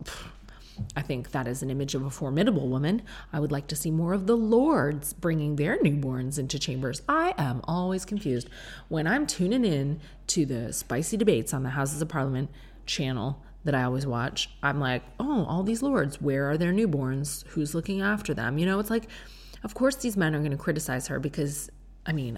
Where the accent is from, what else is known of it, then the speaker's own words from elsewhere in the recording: Canada; now in England, United Kingdom; I was raised in Canada with you, where our roads are very wide.